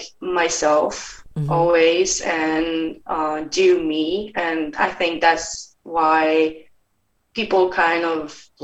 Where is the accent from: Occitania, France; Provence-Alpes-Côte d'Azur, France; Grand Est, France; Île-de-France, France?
Grand Est, France; Colmar; accent: French; English is a second language; moved away as an adult; now in Hamburg, Germany; born in Colmar. It's near Strasbourg, and as I say, it's like a region close to the German border.